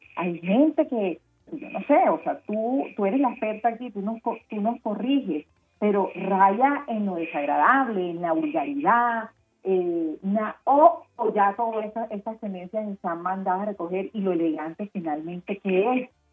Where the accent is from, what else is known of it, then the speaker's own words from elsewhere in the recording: Colombian Caribbean coast, Colombia; nuestro estilo como costeños